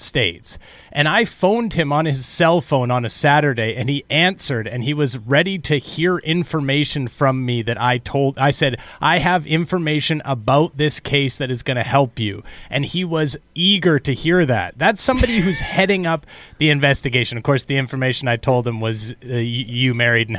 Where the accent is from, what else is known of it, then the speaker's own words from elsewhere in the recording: Canada; I'm just a Canadian